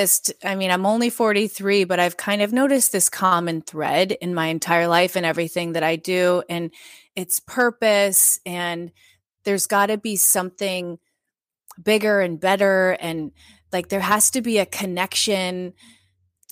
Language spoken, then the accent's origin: English; Midwest, United States; I grew up in the Midwest.